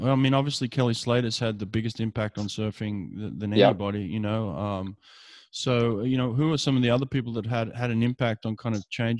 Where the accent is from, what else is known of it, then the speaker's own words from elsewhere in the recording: Sydney, New South Wales, Australia; when I was growing up, I grew up in Maroubra. You know, it's pretty famous for some of its surfers, you know?